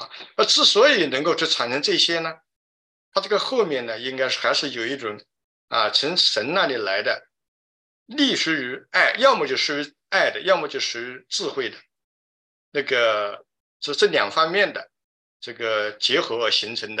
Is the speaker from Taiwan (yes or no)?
no; China; 如果我觉得我们中国人呢有一个非非常就是有有很好的一个，就是有很有很有福气吧，因为我们中国的文化里面呢